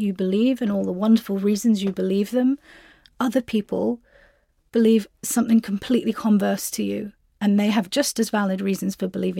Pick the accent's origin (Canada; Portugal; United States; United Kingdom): United Kingdom; I am British Pakistani Muslim